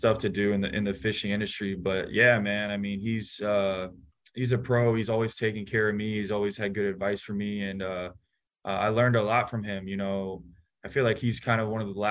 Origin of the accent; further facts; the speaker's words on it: Atlanta, Georgia, United States; moved away as an adult; now in San Francisco, United States; growing up in Atlanta